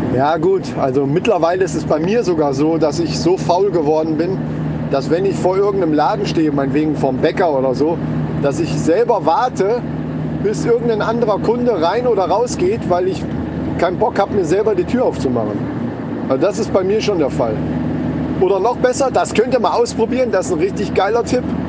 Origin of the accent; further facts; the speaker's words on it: Germany; bei uns in Deutschland